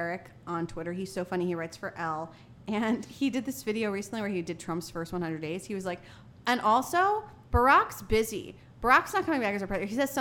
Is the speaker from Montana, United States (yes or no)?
no; New Jersey, United States; moved away; my home state of New Jersey